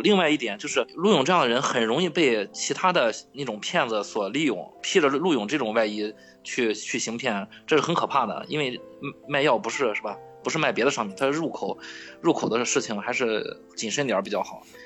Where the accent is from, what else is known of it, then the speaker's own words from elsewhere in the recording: Qingdao, Shandong, China; 我从小在疗养院长大的。我为什么叫…？…就是青岛这边儿一个地名